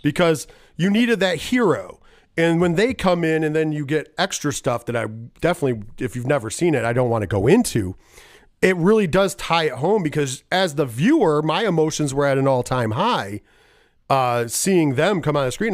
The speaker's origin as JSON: {"language": "English", "region": "New York", "country": "United States", "said": "I am a New Yorker"}